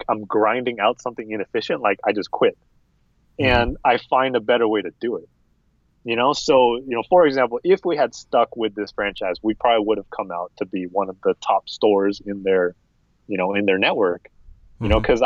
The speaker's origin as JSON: {"language": "English", "country": "United States", "said": "I'm American"}